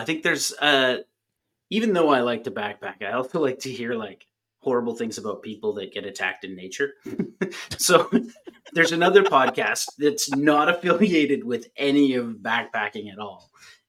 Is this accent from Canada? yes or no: yes; Canada; I'm a Canadian.